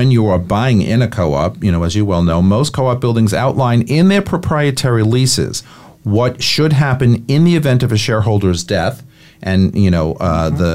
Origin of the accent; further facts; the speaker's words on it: New York City, New York, United States; I'm a New Yorker